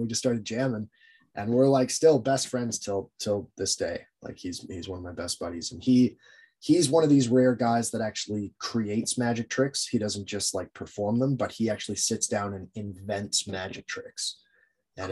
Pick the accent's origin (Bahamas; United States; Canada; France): Canada; Jasper, Alberta; growing up in Jasper, man, we had the smallest library